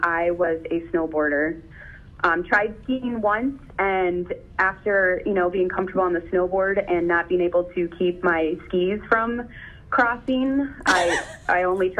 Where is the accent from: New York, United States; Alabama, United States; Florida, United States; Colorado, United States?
Colorado, United States; Steamboat Springs; moved away as an adult; also born or lived in New Ulm, Minnesota; now in Minnesota, United States; I was born in New Ulm, Minnesota. Spent my first 10 years there. And then, my parents had divorced and both remarried, moved with my dad and my stepmom and my blended family that way to Steamboat Springs, Colorado.